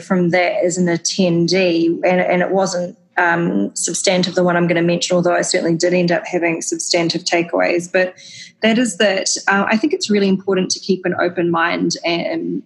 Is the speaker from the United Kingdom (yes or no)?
no; New Zealand; moved away; if I'm working again in New Zealand in the future, which I, of course, hope to do, it's my home country